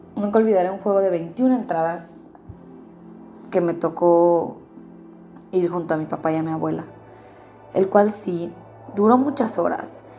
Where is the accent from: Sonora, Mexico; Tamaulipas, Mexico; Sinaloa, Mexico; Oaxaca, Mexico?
Sinaloa, Mexico; Mazatlán; mi tierra, mi querido Mazatlán